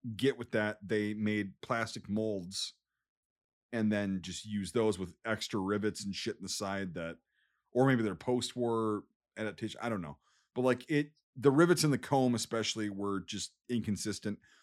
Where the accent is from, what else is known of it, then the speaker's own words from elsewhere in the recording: United States; I'm an American